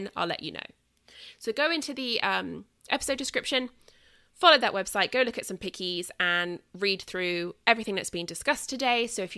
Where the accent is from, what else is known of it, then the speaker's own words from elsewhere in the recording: southern England, United Kingdom; accent: British Southern; So I will be back here in 2 weeks, nattering on at you in my British Southern accent